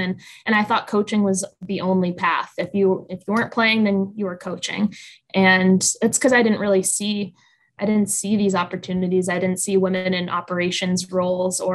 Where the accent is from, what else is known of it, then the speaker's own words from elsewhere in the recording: Boston, Massachusetts, United States; I grew up in the Boston area.